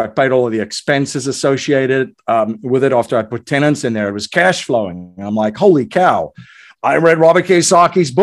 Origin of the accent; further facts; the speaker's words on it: South Africa; moved away as an adult; I grew up in South Africa during a time that was extremely, extremely uncertain.